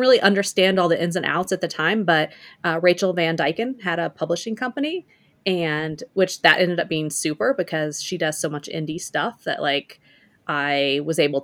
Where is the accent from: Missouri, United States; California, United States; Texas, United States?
Missouri, United States; rural; moved away as an adult; I grew up in the Midwest in Missouri, a small town in rural Missouri